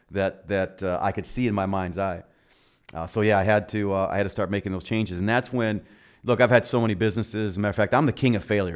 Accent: Milwaukee, Wisconsin, United States; now in Arizona, United States; born and raised in Milwaukee

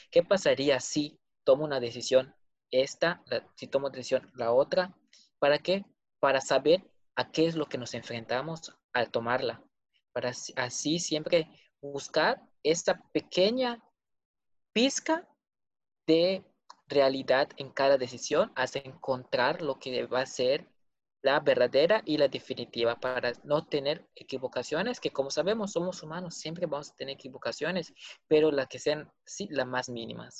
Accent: Mexico; somos mexicanos

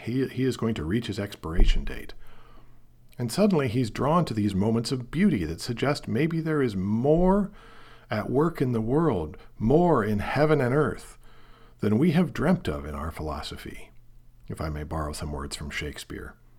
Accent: Portland, Oregon, United States; also born or lived in Seattle; I grew up in Portland, Oregon, the child of two teachers

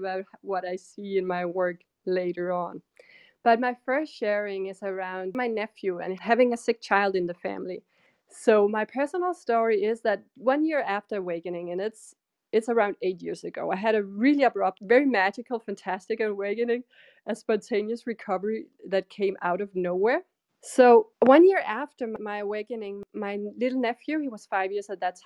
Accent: Denmark; I'm from Denmark

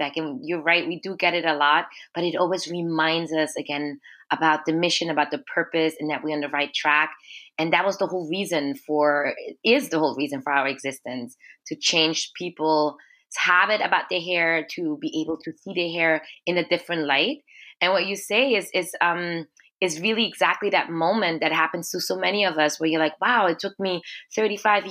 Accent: Austria; moved away as an adult; now in Montreal, Canada; So I grew up in Austria as a Black girl, as an Afro-Austrian girl

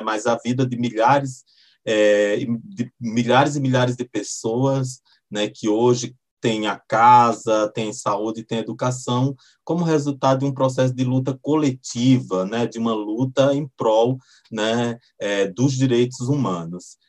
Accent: Pernambuco, Brazil; now in Brasília, Brazil; moro em Brasília, mas eu sou nordestino, sou, sou lá de Pernambuco

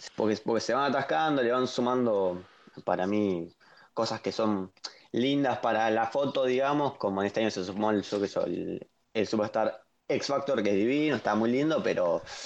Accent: Argentina; soy argentino

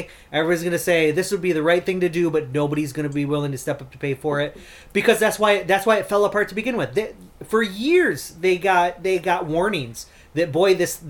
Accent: Bay City, Michigan, United States; also born or lived in West Virginia; I grew up here my entire life

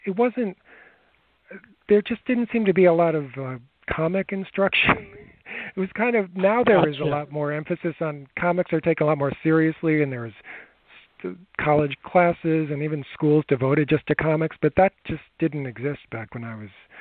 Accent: Long Island, New York, United States; I grew up here on Long Island in New York

